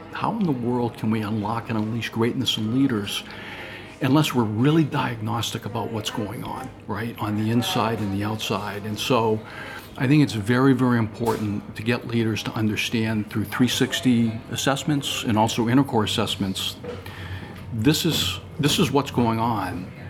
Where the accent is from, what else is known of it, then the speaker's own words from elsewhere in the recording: India; you see, I grew up in India. I had nothing in my life, nothing.